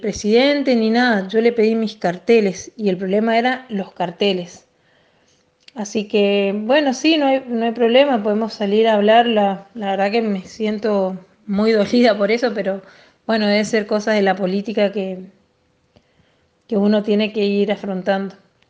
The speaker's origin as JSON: {"language": "Spanish", "town": "Machagai", "region": "Chaco", "country": "Argentina", "tie": "born or raised there", "said": "Yo también me crié a en Machagay y compartí todo el secundario con él"}